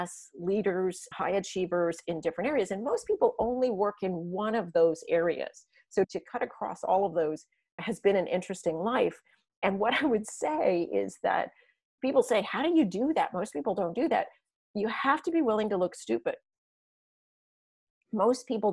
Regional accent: San Diego, California, United States; I grew up in San Diego where there's no snow

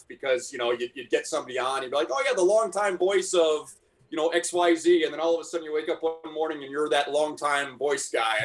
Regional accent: Texas, United States; moved away as an adult; now in Spokane, United States; I grew up in Texas and I have no business living in Spokane for 25 years

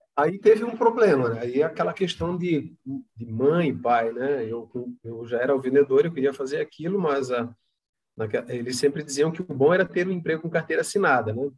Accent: Palhoça, Santa Catarina, Brazil; also born or lived in Florianópolis; sou natural de Florianópolis, mas é, moro na cidade de Palhoça, que é uma cidade vizinha à, à, à, capital aqui, né? Tenho muito orgulho de dizer que eu sou palhocense, porque vim para cá jovem, criança, aqui me criei

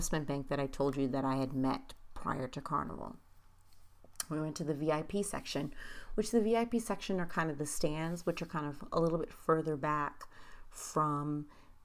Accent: United States; me being not just American, but Haitian American

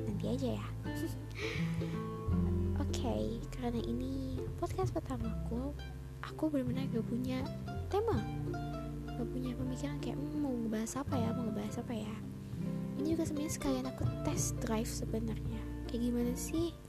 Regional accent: Bandung, West Java, Indonesia; um, aku asalnya dari Bandung mana orang Bandung suaranya mana

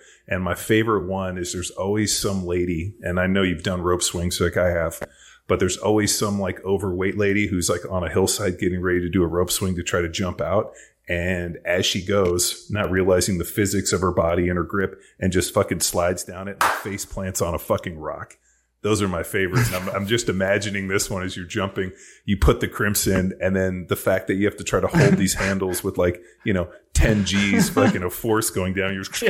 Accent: Southern California, United States; I grew up in Southern California

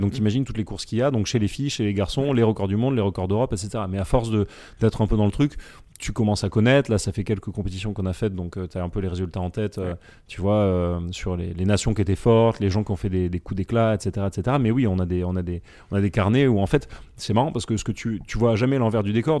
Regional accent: France; on est français

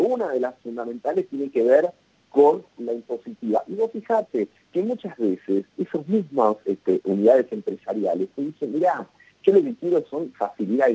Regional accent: Argentina

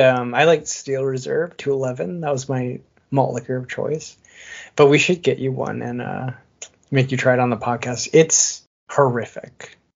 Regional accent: Midwest, United States; We're from the Midwest, so.

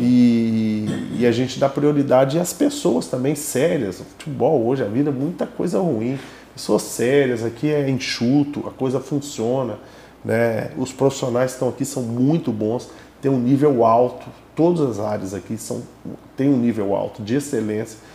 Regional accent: Minas Gerais, Brazil; eu sou mineiro

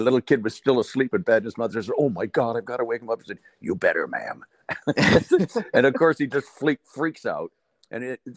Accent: Port Dover, Ontario, Canada; also born or lived in Dublin, Ireland; I come from a small town, a fishing town in Lake Erie, in Port Dover, Ontario, in Canada here

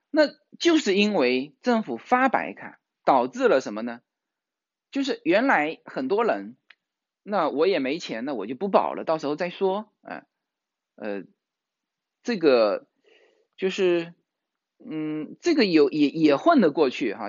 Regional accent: Fujian, China; now in California, United States; 我们福建人

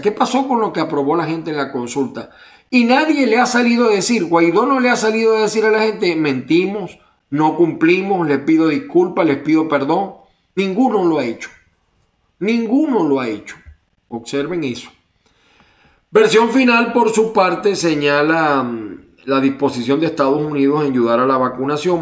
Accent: Venezuela

